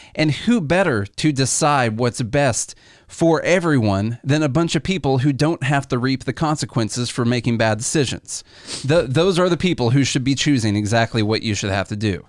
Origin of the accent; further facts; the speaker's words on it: Illinois, United States; We're from Illinois